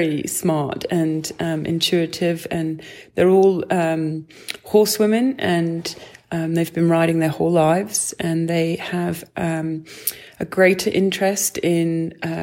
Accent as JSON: {"language": "English", "area": "East Sussex", "region": "South East England", "country": "United Kingdom", "tie": "born or raised there", "said": "I'm from East Sussex, and, I grew up riding in the, across the South Downs"}